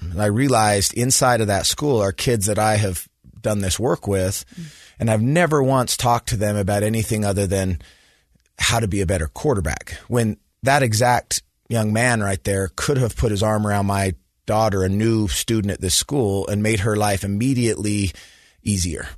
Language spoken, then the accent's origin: English; Sandy, Utah, United States; I grew up in Sandy, Utah, so went to Skyline High School, graduated from the University of Utah.